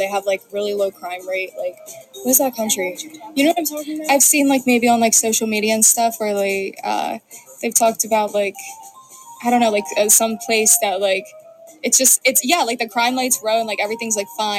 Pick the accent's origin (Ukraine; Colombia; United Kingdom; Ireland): Ukraine; now in United States; I mean, I'm from Ukraine, and so, you know, we obviously love America over there too.